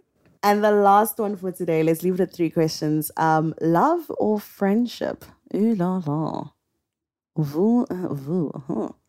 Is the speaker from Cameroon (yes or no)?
yes; Cameroon; also born or lived in South Africa; Omina and I are two young Africans, just like you guys listening. I'm from Cameroon and South Africa.